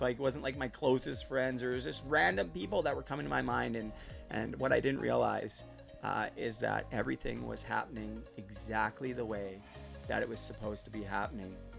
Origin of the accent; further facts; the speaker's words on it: Port Coquitlam, British Columbia, Canada; moved away as an adult; also born or lived in Burnaby, British Columbia / Surrey, British Columbia; now in Utterson, Canada; I'm originally from Port Coquitlam, which is out west near Vancouver. Right now, I'm living in Ontario, in Muskoka, in Utterson.